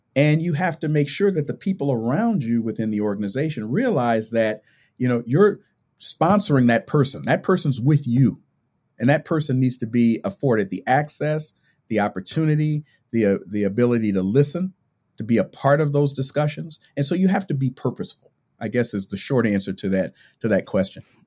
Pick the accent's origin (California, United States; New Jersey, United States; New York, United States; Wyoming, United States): California, United States; I grew up in California.